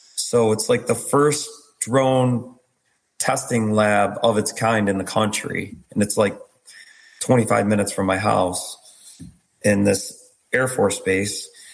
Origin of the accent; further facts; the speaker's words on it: New York, United States; I'm from New York too.